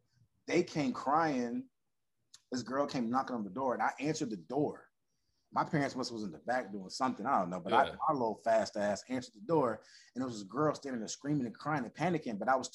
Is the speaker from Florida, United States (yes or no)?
yes; Orlando, Florida, United States; moved away as an adult; now in Los Angeles, United States; Born and raised. I didn't move to LA until 19. No. I moved after I graduated high school, like a week. So I was 17 or 18 when I left Orlando